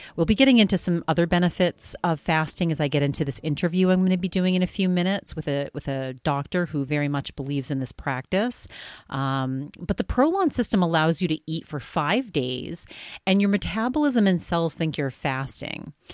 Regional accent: East Coast, United States; now in Arizona, United States; we're both from the East Coast

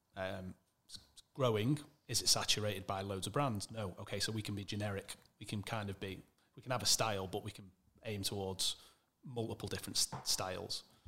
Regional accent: Manchester, North West England, United Kingdom; also born or lived in Wirral / Alderley Edge; I'm from Manchester originally.

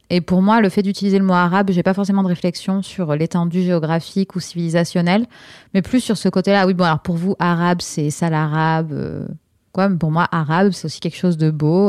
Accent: France; moi, je suis née en France

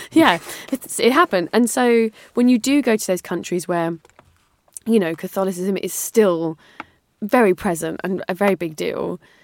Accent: United Kingdom

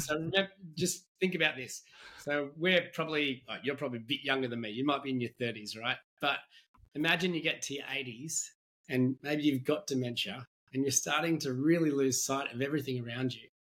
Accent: Australia; as an Australian

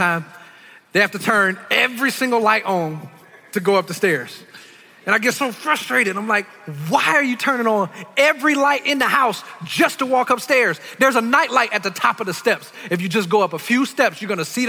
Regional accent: Detroit, Michigan, United States; I grew up in Detroit. I'm from the hood

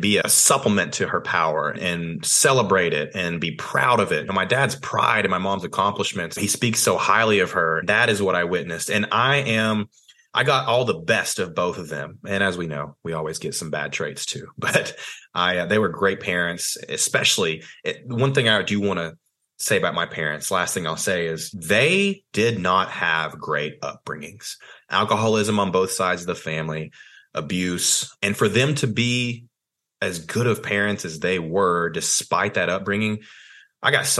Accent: Athens, Tennessee, United States; I grew up in Tennessee, small town called Athens, Tennessee.

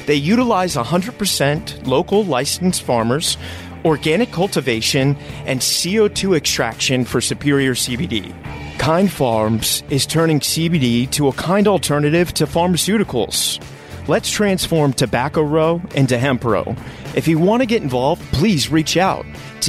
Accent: Richmond, Virginia, United States; Oh, I'm from Richmond.

